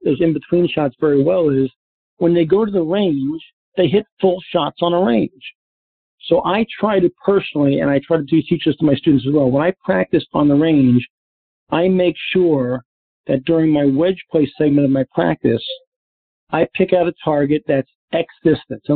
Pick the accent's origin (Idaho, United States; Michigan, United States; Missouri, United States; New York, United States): New York, United States; now in Naples, United States; growing up in New York